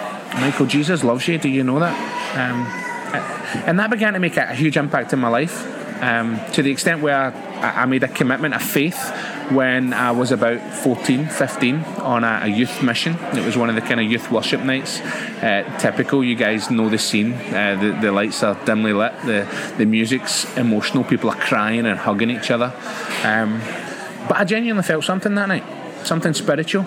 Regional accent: Glasgow, Scotland, United Kingdom; moved away as an adult; now in Northern Ireland, United Kingdom; I grew up in Scotland, a city called Glasgow. Hopefully you guys can pick up my accent

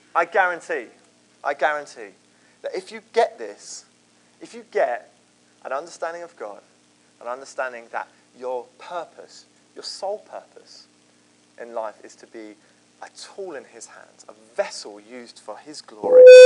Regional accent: Croydon, London, United Kingdom; I grew up in Croydon.

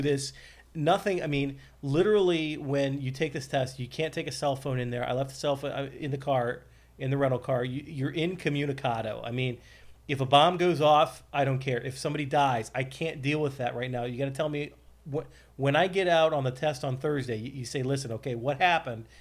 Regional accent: Columbus, Ohio, United States; moved away; I'm from Columbus

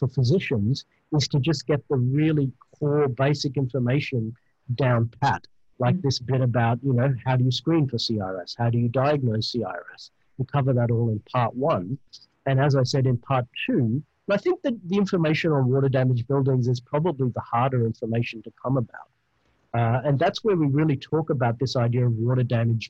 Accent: Australia; accent: Australian; my beautiful Australian accent

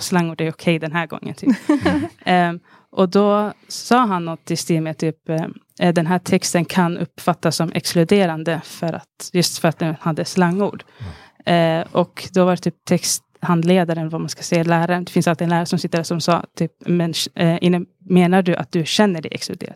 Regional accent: Stockholm, Stockholm County, Sweden; från Alby i Stockholm

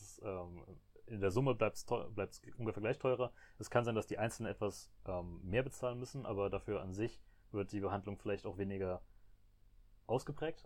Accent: Germany; als Deutsche

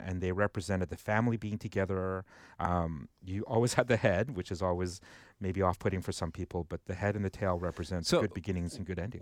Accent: Vancouver, British Columbia, Canada; I grew up in Vancouver

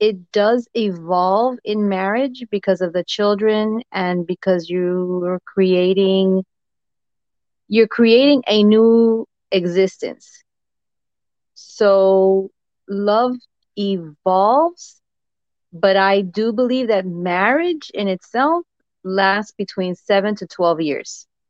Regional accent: Jersey City, New Jersey, United States; Jersey City.

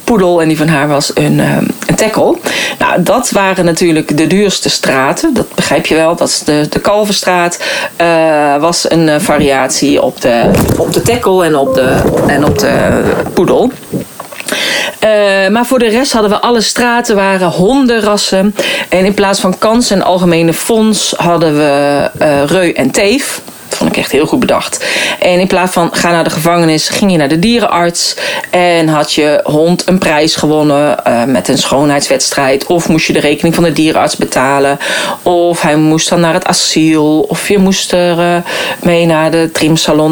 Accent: North Brabant, Netherlands; moved away as an adult; also born or lived in Arnhem; ik ben geboren en getogen in Brabant

